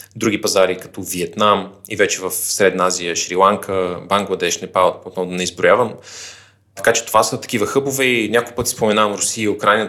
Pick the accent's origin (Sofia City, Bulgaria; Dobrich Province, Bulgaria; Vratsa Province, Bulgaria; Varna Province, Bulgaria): Vratsa Province, Bulgaria; Vratsa; moved away as an adult; also born or lived in Sofia; Аз родно съм от Враца, където съм и завършил средното си образование